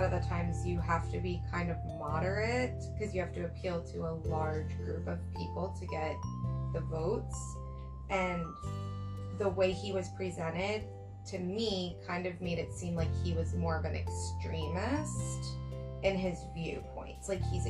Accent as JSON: {"language": "English", "country": "United States", "said": "as an American"}